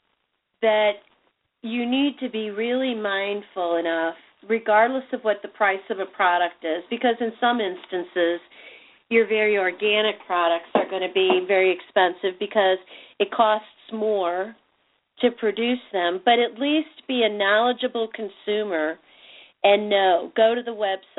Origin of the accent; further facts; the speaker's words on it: Chicago, Illinois, United States; moved away; when I lived in Chicago, my hometown